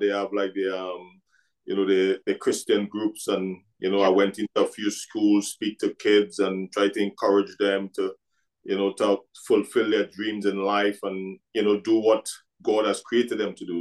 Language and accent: English; Trinidad & Tobago; now in Scotland; I came from Trinidad and Tobago.